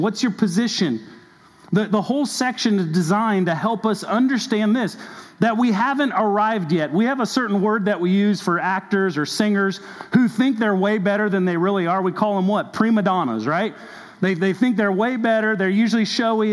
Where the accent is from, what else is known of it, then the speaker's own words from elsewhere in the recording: Southern California, United States; now in Kentucky, United States; I grew up actually in Southern California